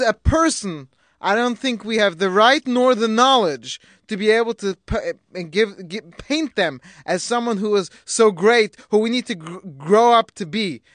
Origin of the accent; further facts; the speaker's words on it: England, United Kingdom; now in United States; me being English